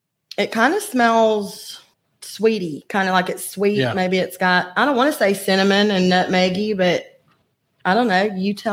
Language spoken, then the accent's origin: English; Walker County, Alabama, United States; So I'm from Walker County.